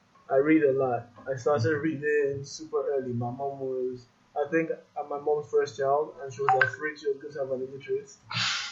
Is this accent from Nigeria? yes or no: yes; Nigeria; moved away as an adult; also born or lived in United States; I'm from Nigeria and this is where I was going back to in the end of the day